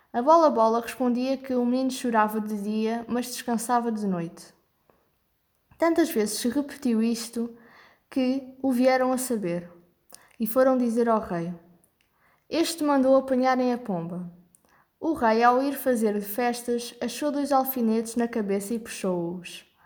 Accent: Portugal; tenho 13 anos e sou de Portugal

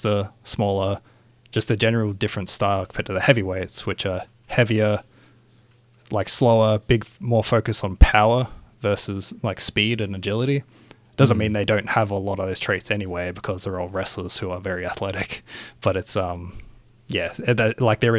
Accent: Australia; we're Australian

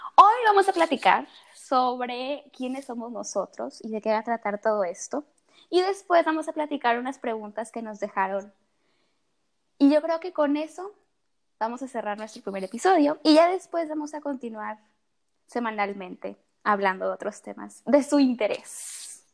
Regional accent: Tabasco, Mexico; moved away as an adult; also born or lived in Monterrey; yo estudio en Monterrey, pero yo nací en Tabasco, entonces yo vivo aquí en Tabasco

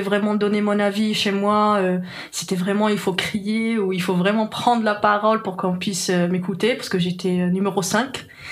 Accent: Algiers, Algiers Province, Algeria; French is a second language; moved away as an adult; now in France; j'ai grandi à Alger, dans un quartier populaire.

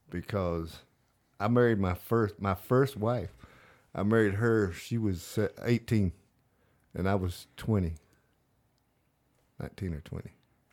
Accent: North Carolina, United States; moved away; also born or lived in Texas / Arizona / Alaska; I liked growing up in North Carolina. Where I grew up, we were only about 2 hours away from the beach, hour and a half, and we went to the beach a lot.

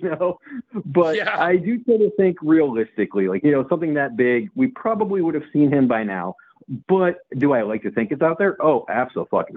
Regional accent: Southbridge, Massachusetts, United States; moved away; also born or lived in Charlton, Massachusetts / Webster, Massachusetts / Dudley, Massachusetts / Worcester, Massachusetts; I grew up in Southbridge, Massachusetts

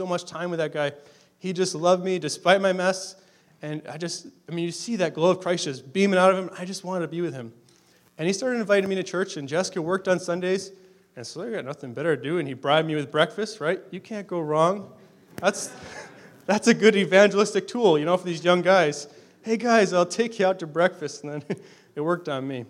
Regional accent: Massachusetts, United States; moved away as an adult; also born or lived in Durham, Ontario, Canada; now in Canada; we're originally from Massachusetts. That's our home state

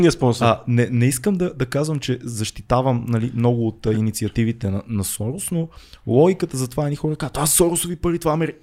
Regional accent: Bulgaria; ние тук българите

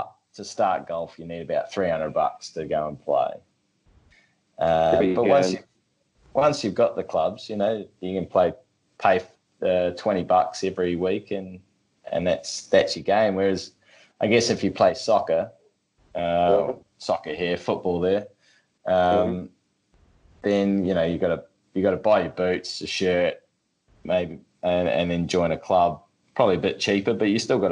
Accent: Australia; We're Australian

